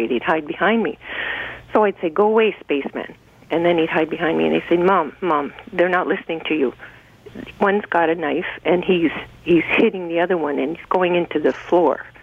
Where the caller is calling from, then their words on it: Creemore, Ontario, Canada; Uh, the Creemore area.